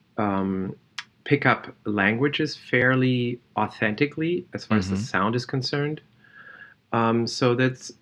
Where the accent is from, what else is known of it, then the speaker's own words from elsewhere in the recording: Germany; I was born in Germany.